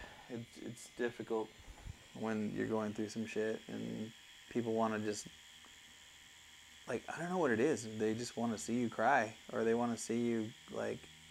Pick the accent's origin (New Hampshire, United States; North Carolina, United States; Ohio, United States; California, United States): California, United States; now in Arizona, United States; I'm from California